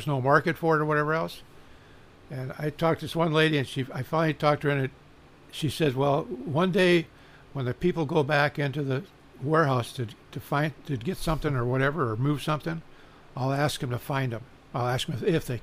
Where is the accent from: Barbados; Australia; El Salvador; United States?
United States; Bellflower, California; growing up in Bellflower